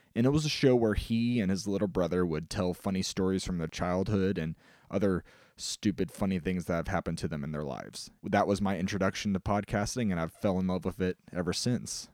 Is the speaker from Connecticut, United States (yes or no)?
no; Illinois, United States; I'm a storyteller from Illinois